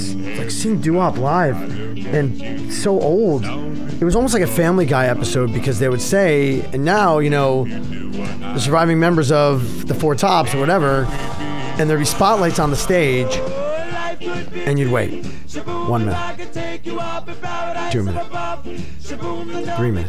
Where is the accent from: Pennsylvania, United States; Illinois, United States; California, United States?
Pennsylvania, United States; Philadelphia; now in Brooklyn, United States; I'm originally from Philly